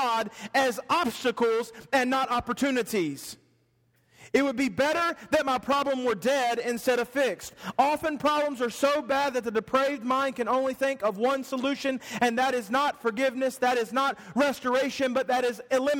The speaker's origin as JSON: {"language": "English", "region": "the South", "country": "United States", "said": "I'm from the South"}